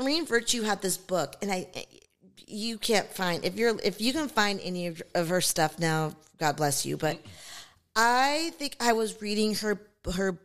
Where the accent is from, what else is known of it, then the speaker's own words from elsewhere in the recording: Seattle, Washington, United States; I grew up in Seattle, Washington. So I grew up on Lake Washington